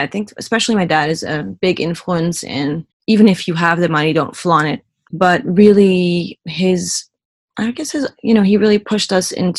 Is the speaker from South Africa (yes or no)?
no; Curaçao; English is a second language; moved away as an adult; also born or lived in Netherlands / United States; growing up in Curaçao is that, you know, everybody was very mixed